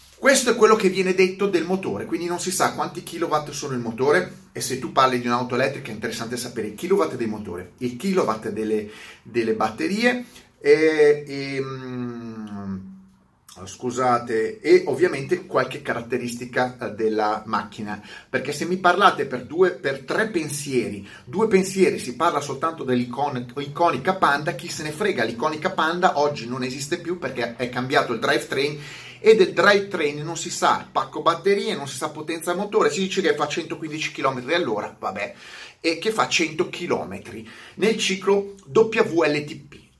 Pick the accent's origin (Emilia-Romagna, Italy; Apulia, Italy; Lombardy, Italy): Lombardy, Italy; Milan; essendo milanese